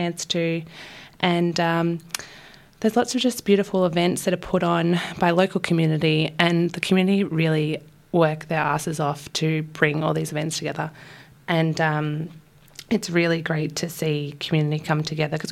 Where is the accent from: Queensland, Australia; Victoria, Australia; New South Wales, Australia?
Victoria, Australia; Wurundjeri country; also born or lived in Brisbane, Australia; my mother's people are Yorta Yorta from down Victoria, which is why I grew up on Wurundjeri country.